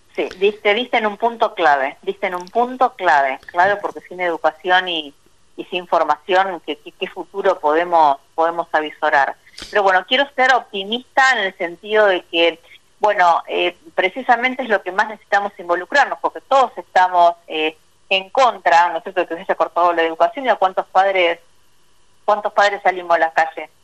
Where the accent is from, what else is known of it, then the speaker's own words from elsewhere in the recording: Argentina; yo que nací en Vigán eh, crecí ahí